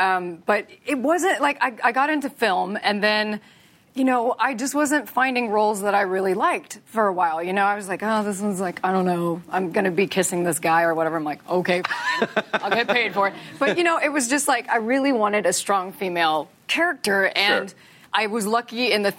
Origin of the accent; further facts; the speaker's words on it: Texas, United States; I'm from Texas